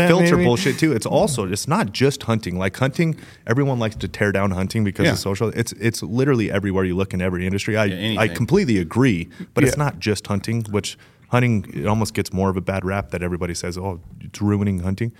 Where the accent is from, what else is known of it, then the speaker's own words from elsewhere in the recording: Las Vegas, Nevada, United States; Growing up in Las Vegas, right?